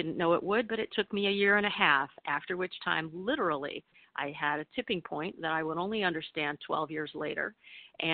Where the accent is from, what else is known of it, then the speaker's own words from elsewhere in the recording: Michigan, United States; moved away; also born or lived in New York; my plastic Midwestern diet growing up in Michigan